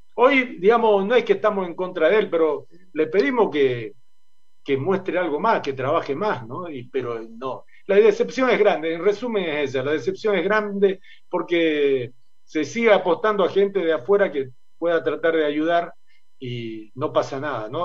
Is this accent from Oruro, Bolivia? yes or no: no; Santa Cruz de la Sierra, Santa Cruz, Bolivia; nosotros somos de Santa Cruz